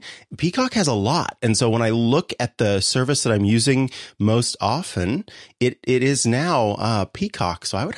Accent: Missouri, United States; now in California, United States; I'm a Missourian originally.

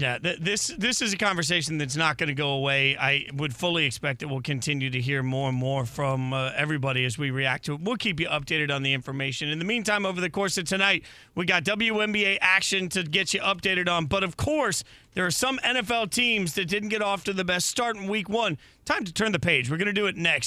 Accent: Las Vegas, Nevada, United States; growing up in Vegas as a little kid

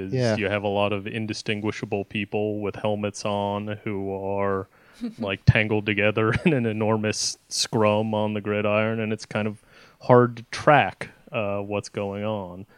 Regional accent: United States; I'm from the United States

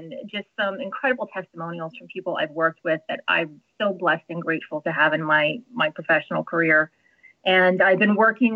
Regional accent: New Jersey, United States; I'm from New Jersey, which is another whole other perspective. So not North Jersey, I'm not in Sopranos territory

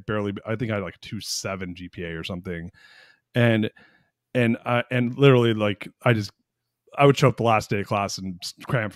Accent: Austin, Texas, United States; I was born here and then left here at 12 months and then came back at 18 months. But so I was raised here

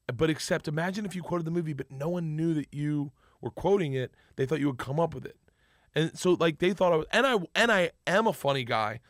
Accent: Florida, United States; I grew up in Florida and we're in Florida

